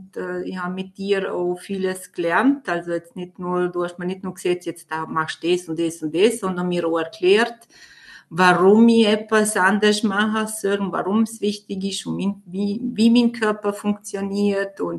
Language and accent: German; Vorarlberg, Austria; ich bin 38 Jahre alt und komme aus Vorarlberg.